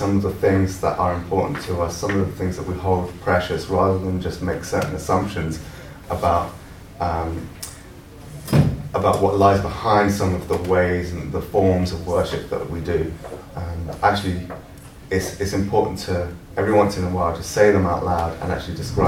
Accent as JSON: {"language": "English", "region": "London", "country": "United Kingdom", "also_born_or_lived": "Scotland", "moved": "as an adult", "lives_now": "St Andrews, United Kingdom", "said": "I'm a Londoner and I'm living in Scotland now"}